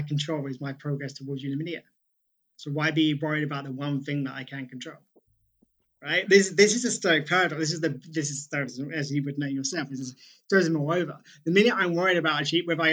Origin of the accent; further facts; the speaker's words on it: United Kingdom; As a British person